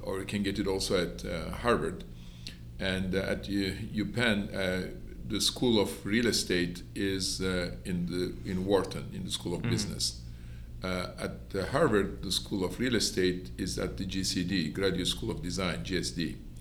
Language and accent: English; Istanbul, Turkey; moved away as an adult; also born or lived in Toulouse, France / Houston, Texas / Manhattan, New York / Miami, Florida; now in Columbus, United States; I was born in Istanbul, and I finished high school in Istanbul, Turkey